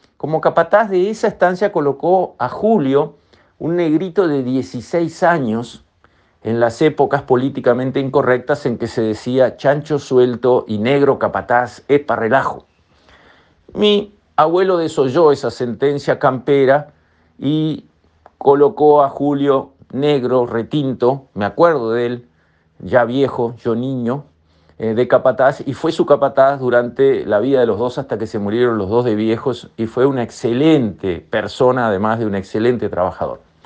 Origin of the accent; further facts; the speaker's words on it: Uruguay; a todo el Uruguay le hace bien ir a rescatar nuestros valores culturales